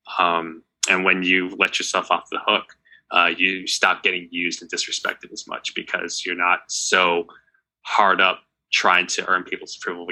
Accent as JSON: {"language": "English", "country": "United States", "tie": "born or raised there", "said": "I'm not from Japan. I was born here. I'm a U.S. citizen."}